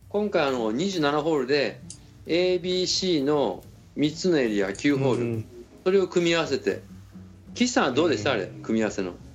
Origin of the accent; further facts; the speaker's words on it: Kyushu, Japan; 地元九州